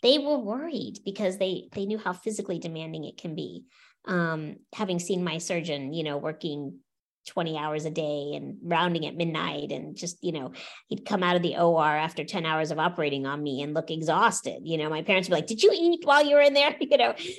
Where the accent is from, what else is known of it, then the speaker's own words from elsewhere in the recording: Orlando, Florida, United States; also born or lived in St. Petersburg, Florida; I grew up in Florida